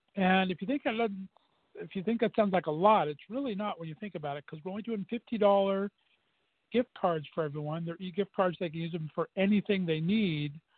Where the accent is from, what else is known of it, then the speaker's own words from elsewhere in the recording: Southern California, United States; moved away; born and raised in Southern California